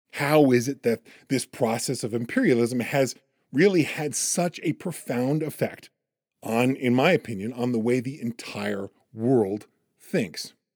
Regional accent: United States; I'm also an American

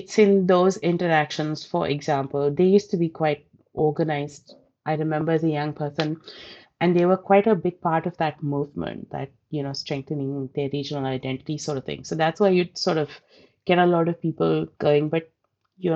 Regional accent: Bangalore, Karnataka, India; English is a second language; now in New Zealand; And then they moved and I grew up in a city called Bangalore

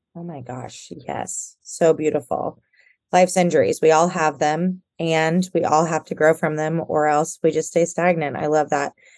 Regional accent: Houston, Texas, United States; I'm from Houston. I'm from a big city

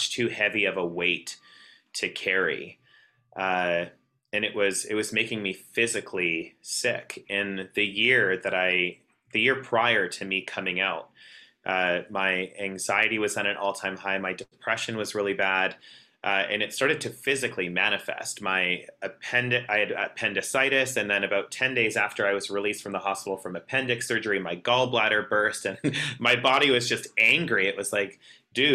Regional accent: Southern Alberta, Canada; growing up in Southern Alberta, that's ultra conservative, you know, small town

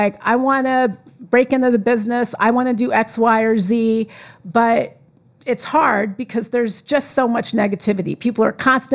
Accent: California, United States; I am from California

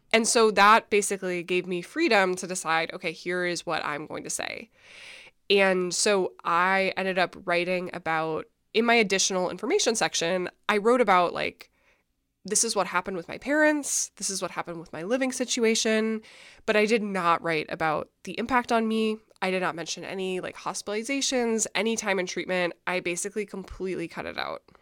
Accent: Minnesota, United States; I'm from Minnesota. I grew up super religious

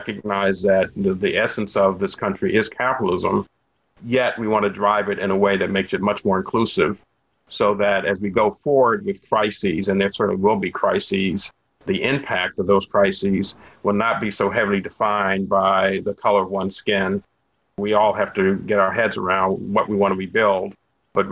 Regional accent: United States; I would not want to have been born or bred anyplace else. And I say that as an African-American

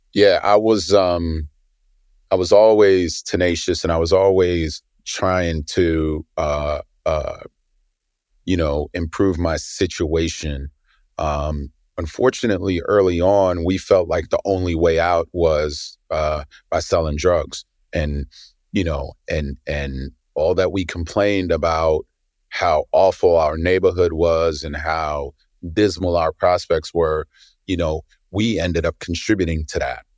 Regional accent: New York City, New York, United States; I grew up in Brooklyn in the eighties

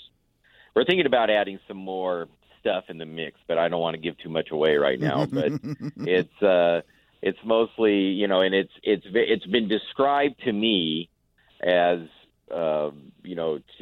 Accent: Orange County, California, United States; now in Portland area, Oregon, United States; I'm from Orange County

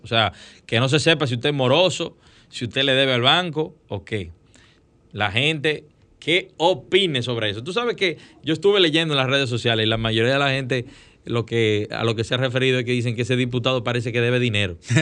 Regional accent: Dominican Republic; Es verdad que nosotros tenemos que fortalecer nuestra frontera

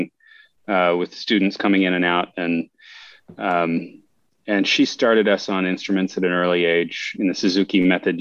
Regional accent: Pennsylvania, United States; that's where I was born

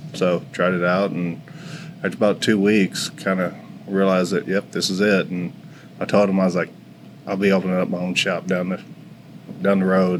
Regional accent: Forney, Texas, United States; moved away as an adult; now in Richardson, United States; I grew up in Forney

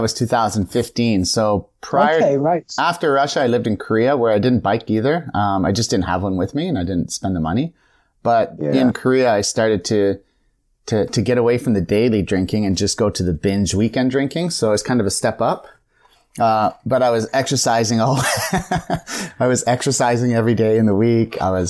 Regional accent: Kingston, Ontario, Canada; So I'm literally from Kingston, Canada, not upon Thames.

